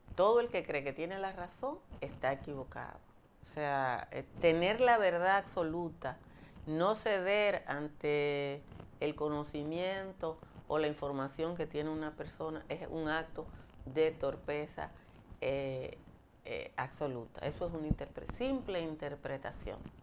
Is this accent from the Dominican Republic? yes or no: yes; Nizao, Peravia, Dominican Republic; yo soy de Nizao y Nizao está